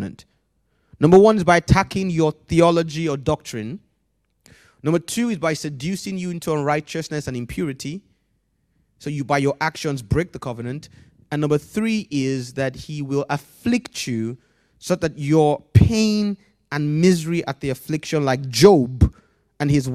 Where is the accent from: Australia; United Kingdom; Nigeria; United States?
Nigeria; growing up in Nigeria